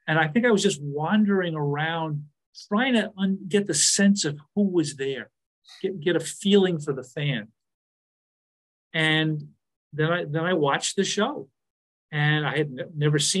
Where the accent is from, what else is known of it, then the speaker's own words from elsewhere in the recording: New York, United States; I'm from New York. My mother's from Brooklyn